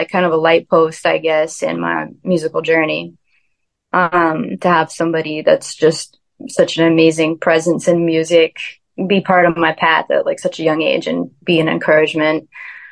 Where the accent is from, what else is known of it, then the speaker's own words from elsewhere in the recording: 20 minutes north of Boston, Massachusetts, United States; also born or lived in Ann Arbor, Michigan; now in Nashville, United States; I grew up in Massachusetts. And I would always go to the beach with my friends. Grew up 20 minutes north of Boston